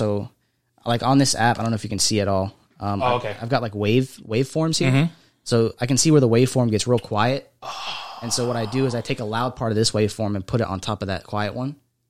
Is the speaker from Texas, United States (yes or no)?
no; Fort Lauderdale, Florida, United States; moved away; also born or lived in West Palm Beach, Florida; I was born in Fort Lauderdale.